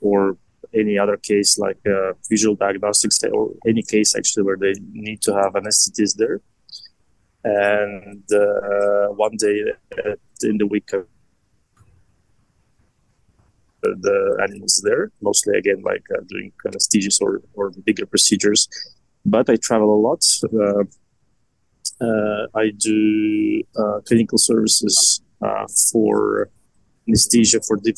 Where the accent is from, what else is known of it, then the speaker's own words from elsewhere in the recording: Estonia; I'm originally from Estonia, and I lived all my life